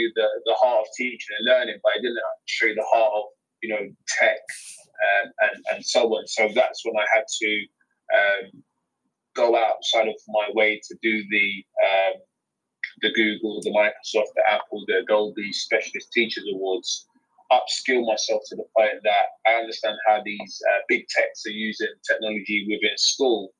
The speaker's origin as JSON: {"language": "English", "region": "London", "country": "United Kingdom", "accent": "London", "said": "my London accent"}